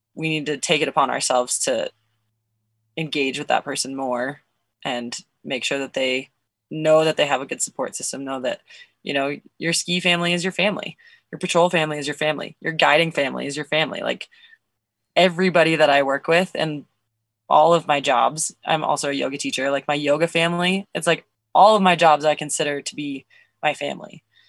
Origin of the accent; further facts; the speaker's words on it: Nevada, United States; also born or lived in Colorado / Montana; now in Bozeman, United States; I was born in Nevada. I went to high school in Colorado. I've now lived in Montana longer than I lived in Colorado, but I still lived in Nevada for longer than both of those places.